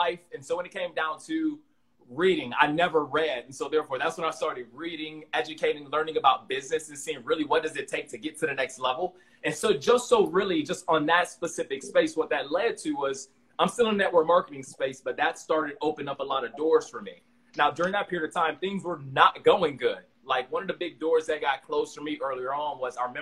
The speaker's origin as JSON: {"language": "English", "town": "Miami", "region": "Florida", "country": "United States", "tie": "born or raised there", "said": "I'm from Miami originally, man. Growing up, that was amazing"}